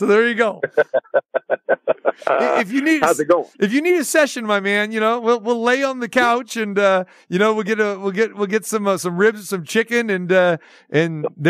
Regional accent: Sacramento, California, United States; And when I was growing up in Sacramento, I decided to stay close to home instead.

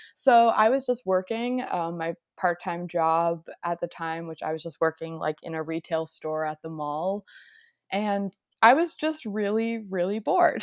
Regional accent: Nova Scotia, Canada; where I grew up in Nova Scotia, there's not many reptiles. So Nova Scotia is like on the east coast of Canada.

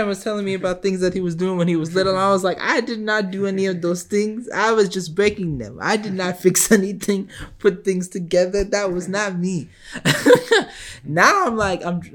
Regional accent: United States; as a, you know, American person

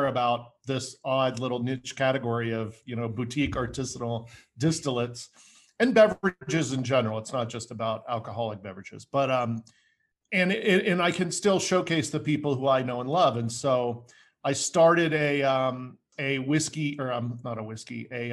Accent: United States; also born or lived in Denver, Colorado; I'm an American fellow. I live in Denver, Colorado at the moment

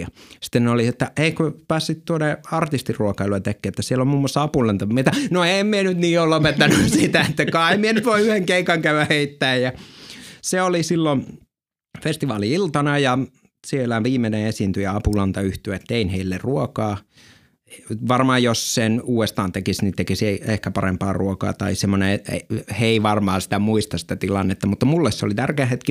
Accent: Lapland, Finland; oman kotiseutuni ja koko Lapin läänin suurimmassa esiintymispaikassa

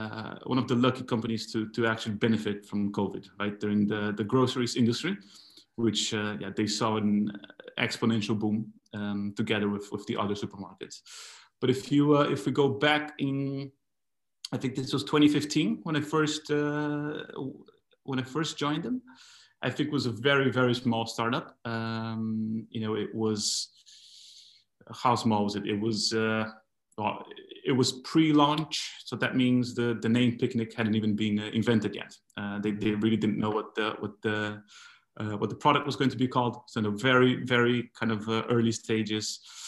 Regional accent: Brazil; moved away; also born or lived in Argentina; I'm originally from Brazil, but I was living in Argentina at the time. I lived about 16, 17 years there.

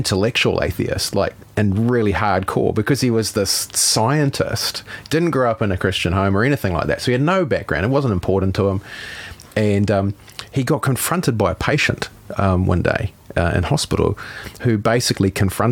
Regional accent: Howick, Auckland, New Zealand; we grew up in Howick.

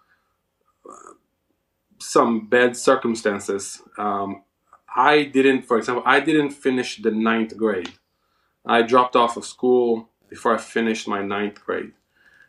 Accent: Israel; moved away as an adult; also born or lived in India / Baltimore, Maryland; now in West Virginia, United States; I was born in Israel

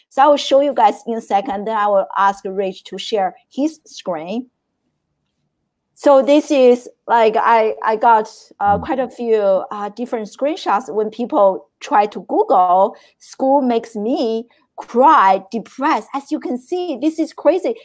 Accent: China; moved away; I grew up in China

